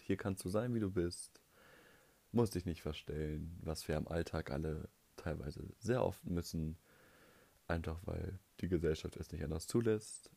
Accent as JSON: {"language": "German", "region": "North Rhine-Westphalia", "country": "Germany", "said": "ich komme aus Nordrhein-Westfalen"}